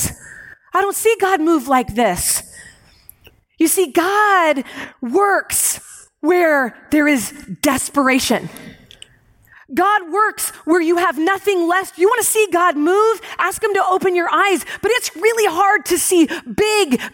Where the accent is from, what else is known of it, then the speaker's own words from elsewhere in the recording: United States; I was raised in America